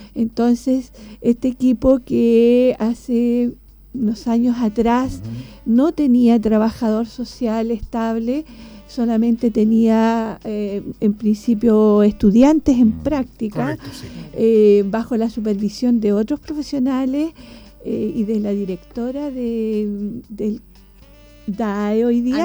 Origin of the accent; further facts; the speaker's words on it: Angol, Araucanía, Chile; moved away as an adult; also born or lived in Concepción, Chile / Chillán, Chile; cuando yo viajaba desde Angol, que es mi ciudad natal